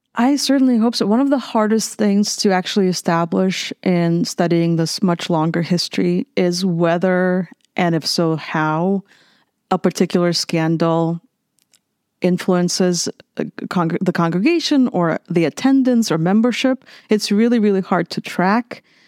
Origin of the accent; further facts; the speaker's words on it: Minsk, Belarus; moved away as an adult; also born or lived in Lithuania / California; now in San Marcos, United States; I grew up in Minsk, Belarus